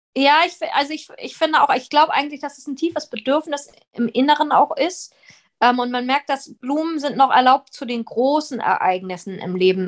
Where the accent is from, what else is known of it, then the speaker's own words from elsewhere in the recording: Northern Germany, Germany; moved away as an adult; also born or lived in abroad (birthplace) / London; now in Berlin, Germany; Dann bin ich nach Norddeutschland gezogen, habe dort Abitur gemacht